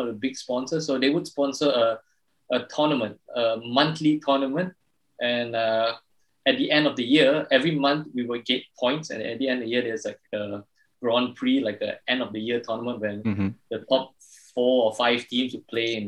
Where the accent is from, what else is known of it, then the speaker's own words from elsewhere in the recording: Malaysia; I've born and raised in Malaysia